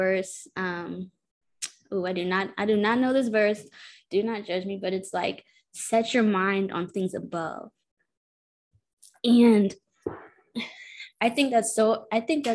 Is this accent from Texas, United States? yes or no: yes; Houston, Texas, United States; I'm from Houston, Texas. I'm from the burbs of Houston, Texas.